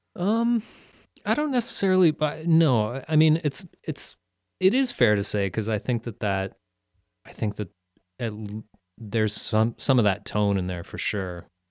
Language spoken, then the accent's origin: English; Peterborough, Ontario, Canada; moved away; also born or lived in Ottawa; in my hometown in Peterborough